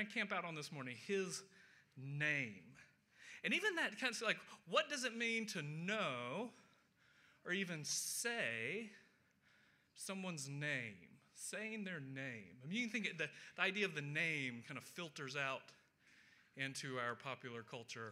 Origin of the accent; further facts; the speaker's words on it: Loganville, Georgia, United States; also born or lived in Atlanta, Georgia; we moved to a new town from Atlanta out into the country at the time, to Loganville, I was in fifth grade